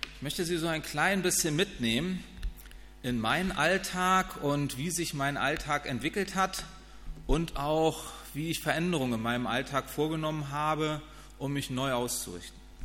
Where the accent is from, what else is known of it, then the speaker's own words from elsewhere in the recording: Northern Germany, Germany; also born or lived in Wiesbaden; meine Heimat ist der Norden